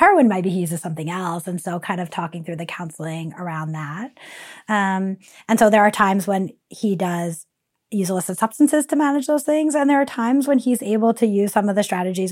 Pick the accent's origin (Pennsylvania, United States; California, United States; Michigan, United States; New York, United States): New York, United States; New York City; also born or lived in Long Island, New York; I grew up in New York City in Queens, as well as Long Island, a suburb of New York City